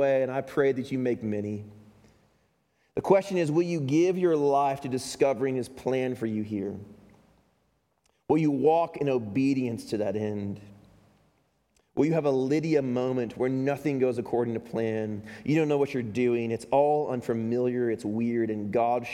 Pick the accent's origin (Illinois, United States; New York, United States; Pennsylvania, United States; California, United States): Illinois, United States; Chicago; now in Utah, United States; I'm from Chicago